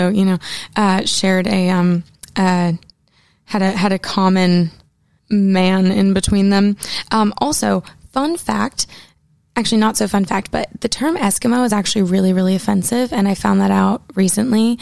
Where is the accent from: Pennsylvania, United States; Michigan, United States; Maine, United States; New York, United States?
Maine, United States; Portland; now in Nashville, United States; I grew up in Portland, Maine